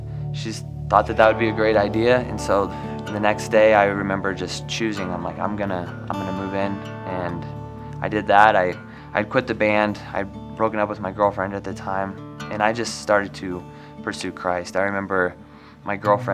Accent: Gibbon, Nebraska, United States; moved away as an adult; also born or lived in Nashville; I was raised in Gibbon, Nebraska.

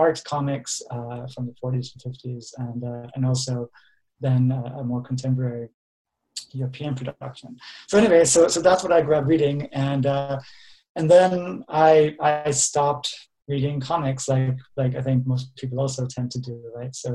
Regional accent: Denmark; moved away; I grew up in Denmark, and I'm originally from Denmark

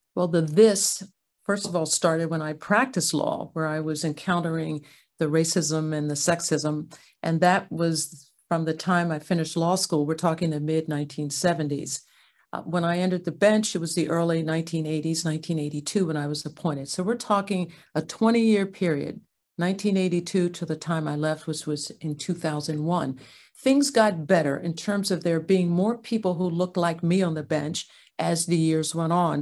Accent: Ardmore, Pennsylvania, United States; moved away; also born or lived in Santa Clara County, California; My parents, um, raised my two sisters and I, I'm a middle, um, in Ardmore, Pennsylvania

